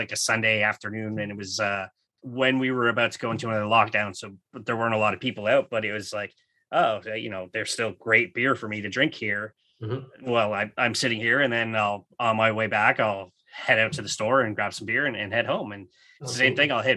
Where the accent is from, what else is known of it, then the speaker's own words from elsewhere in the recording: Canada; I am a Canadian first